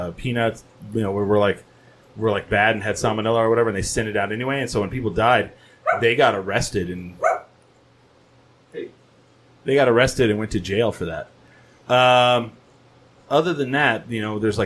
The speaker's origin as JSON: {"language": "English", "region": "Eastern New Mexico", "country": "United States", "moved": "yes", "said": "I'm from Eastern New Mexico. I don't live there anymore"}